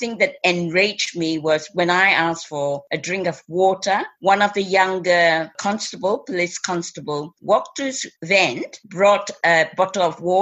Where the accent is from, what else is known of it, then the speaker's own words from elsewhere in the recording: Melbourne, Victoria, Australia; I'm from Melbourne